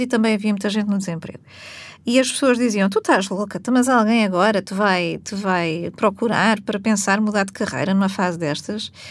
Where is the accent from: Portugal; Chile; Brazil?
Portugal; nós enquanto portugueses típicos que somos